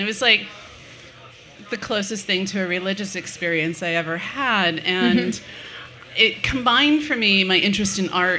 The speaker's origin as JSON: {"language": "English", "country": "United States", "said": "and really had to give up art because I'm an American."}